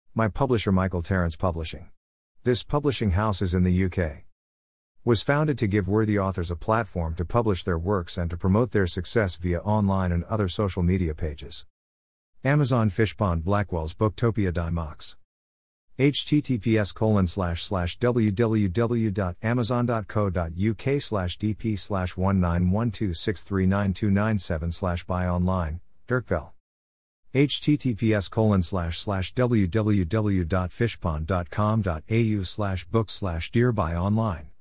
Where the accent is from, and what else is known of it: Melbourne, Victoria, Australia; born or raised there